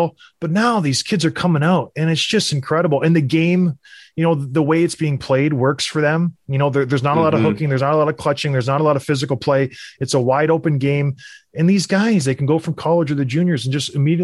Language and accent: English; Edmonton, Alberta, Canada; I was born in Edmonton